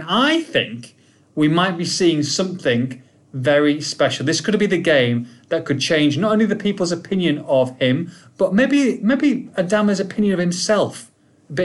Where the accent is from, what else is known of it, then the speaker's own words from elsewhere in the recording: United Kingdom; accent: English accent; moved away; also born or lived in San Diego; British guy